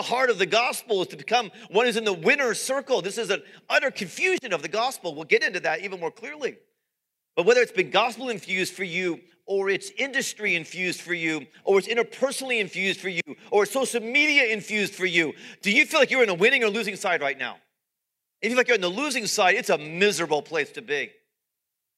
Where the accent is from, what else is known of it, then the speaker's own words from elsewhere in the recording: United States; American followers of Jesus